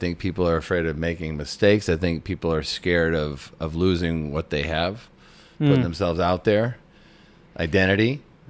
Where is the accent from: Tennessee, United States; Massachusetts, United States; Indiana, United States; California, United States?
Massachusetts, United States; I grew up in Massachusetts, too.